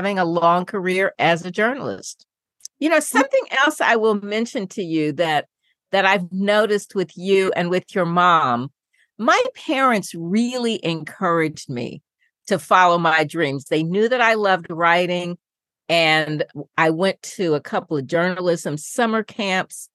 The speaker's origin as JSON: {"language": "English", "town": "Indianapolis", "region": "Indiana", "country": "United States", "tie": "born or raised there", "said": "I grew up in Indianapolis"}